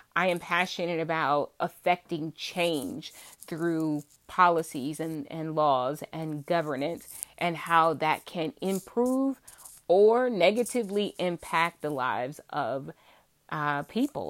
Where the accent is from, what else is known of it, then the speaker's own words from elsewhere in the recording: Virginia, United States; accent: Southern, twangy; I am from Virginia, born and raised in Virginia.